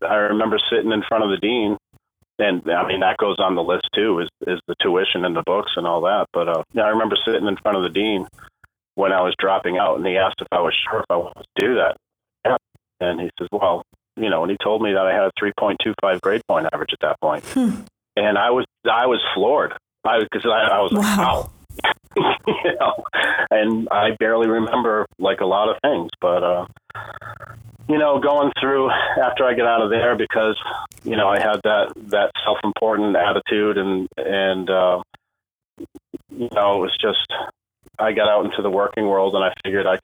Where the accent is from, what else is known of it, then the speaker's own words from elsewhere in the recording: New England, United States; moved away as an adult; also born or lived in Florida; I'm from New England originally